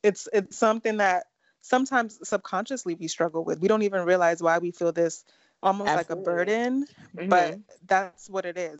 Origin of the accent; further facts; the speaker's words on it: Nigeria; we're Nigerian